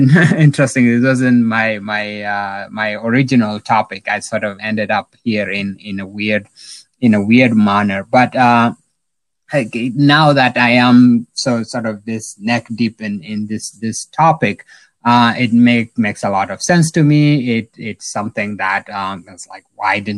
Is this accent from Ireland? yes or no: no; South Sudan; moved away; I'm originally from South Sudan, so spent some time in the refugee camps and all that.